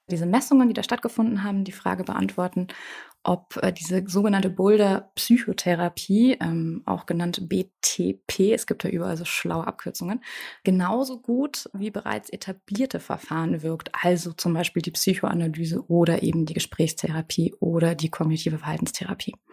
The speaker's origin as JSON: {"language": "German", "region": "Bavaria", "country": "Germany", "said": "Bei uns in Bayern, das ist eher so der ländliche Charakter"}